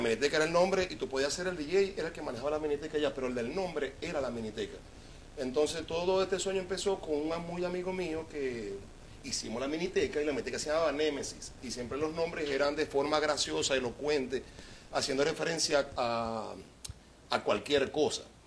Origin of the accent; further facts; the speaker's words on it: Venezuela; moved away; Yo me siento muy, muy, muy venezolano